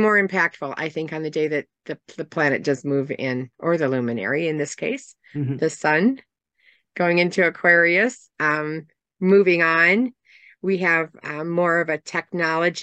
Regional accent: Southeast Michigan, United States; I hail from Southeast Michigan.

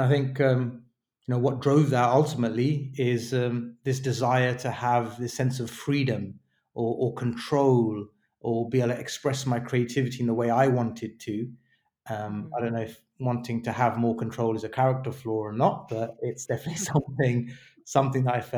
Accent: London, United Kingdom; also born or lived in New York; I was born and raised in London

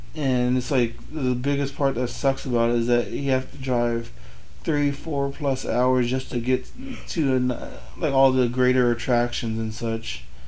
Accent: California, United States; also born or lived in Benton City, Washington; now in Washington, United States; I was born in California

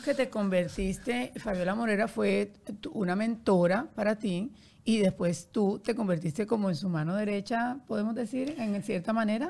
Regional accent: Barranquilla, Atlántico, Colombia; yo soy de Barranquilla

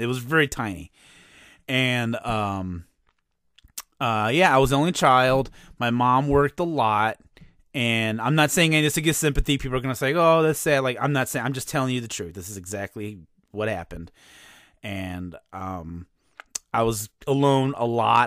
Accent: East Chicago, Indiana, United States; I'm from East Chicago, Indiana

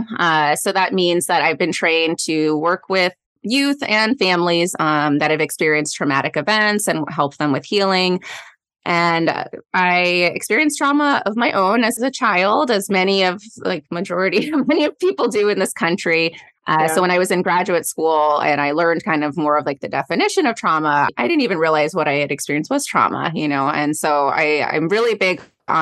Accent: Goleta, California, United States; I'm from the Goleta area.

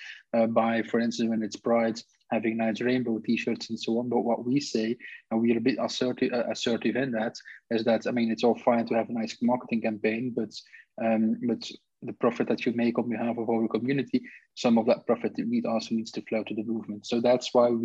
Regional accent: Belgium; also born or lived in Brussels; I'm Belgian.

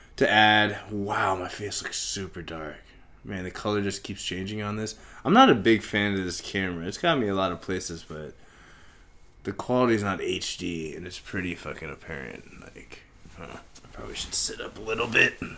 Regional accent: Kansas, United States; being Indian in, like, fucking Kansas in the eighties and shit, early nineties, where in a small town in Kansas

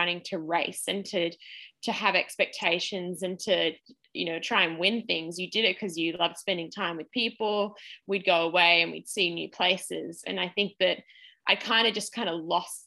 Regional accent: Australia; as an Australian athlete

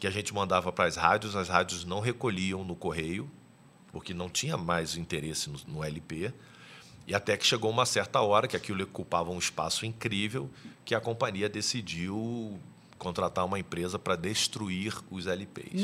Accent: Niterói, Rio de Janeiro, Brazil; Eu sou de Niterói, no Rio de Janeiro

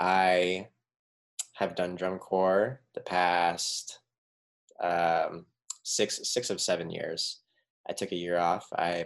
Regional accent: Tucson, Arizona, United States; I'm from Tucson, Arizona, and I just graduated from the U

